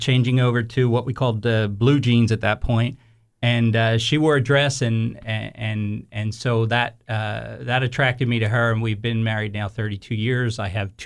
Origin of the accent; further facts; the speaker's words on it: Philadelphia, Pennsylvania, United States; I grew up in Philadelphia as well